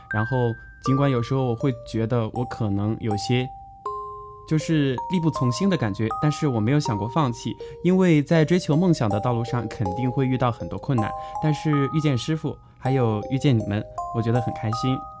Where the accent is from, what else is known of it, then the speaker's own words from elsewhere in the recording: Fengjie, Chongqing, China; 我的家乡在重庆凤姐，著名的白帝城